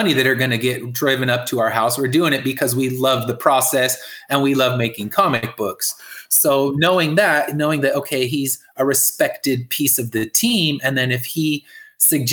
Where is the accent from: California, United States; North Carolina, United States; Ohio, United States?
California, United States; I'm from California